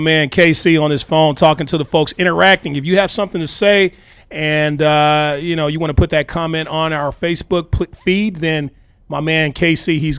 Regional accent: Arkansas, United States; moved away as an adult; now in Los Angeles, United States; I'm from Arkansas originally. And it took a lot, okay, for me to just pack up everything and move to a city I've never been before to pursue my passions and my dreams and things like that.

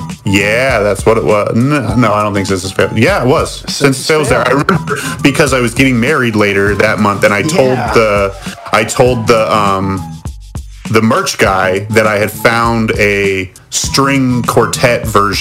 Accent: Bend, Oregon, United States; coming to my hometown.

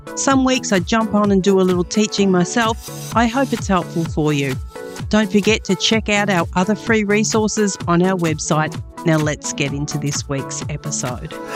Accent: Australia; also born or lived in United States; In Australia, our culture is quite the opposite

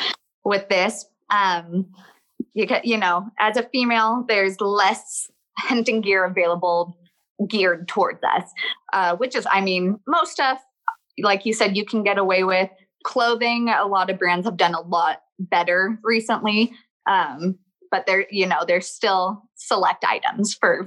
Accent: Southern Oregon, United States; moved away as an adult; now in Idaho, United States; I'm originally from Southern Oregon.

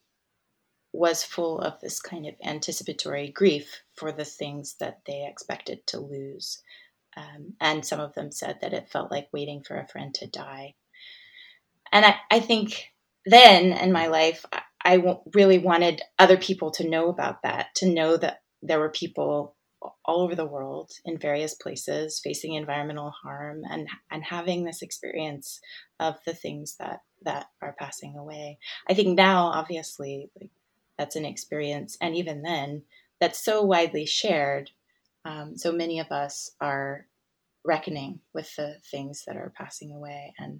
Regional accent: Gulf Coast, Florida, United States; now in Australia; I grew up in Florida on the Gulf Coast

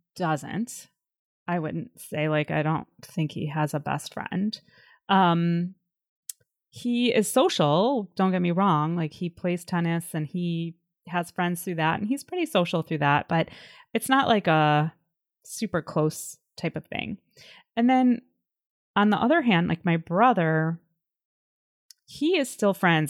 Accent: Illinois, United States; moved away as an adult; also born or lived in Washington, D.C.; I grew up in in Illinois, and then when I was in my early twenties after college, I moved to DC

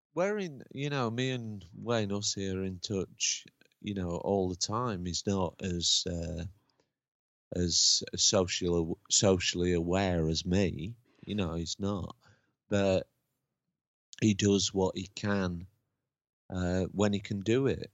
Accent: Lincoln, East Midlands, United Kingdom; moved away; also born or lived in Huddersfield; I was brought up in I was born in Lincoln

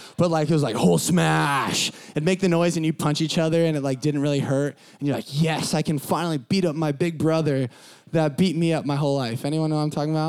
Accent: San Diego, California, United States; I grew up in Southern California, sunny Southern California, San Diego

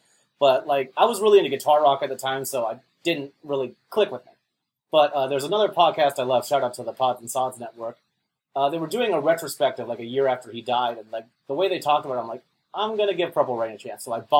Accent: North Dakota, United States; I grew up in North Dakota

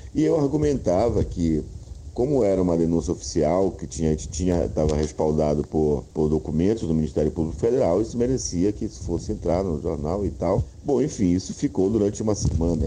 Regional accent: Belém, Pará, Brazil; also born or lived in Rondônia; Depois mudei para Belém, que eu sou de Belém

